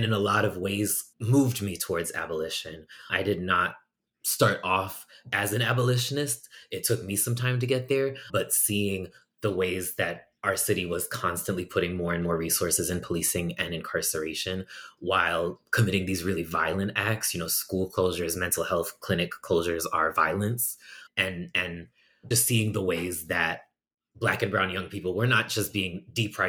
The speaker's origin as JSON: {"language": "English", "region": "Massachusetts", "country": "United States", "moved": "as an adult", "lives_now": "Chicago, United States", "said": "I'm originally from Massachusetts. I moved to Chicago about 11 years ago"}